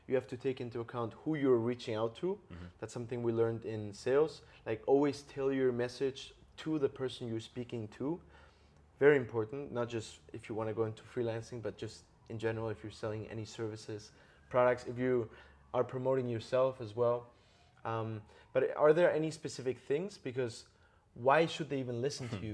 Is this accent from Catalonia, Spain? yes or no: yes; Barcelona, Catalonia, Spain; I'm from Barcelona.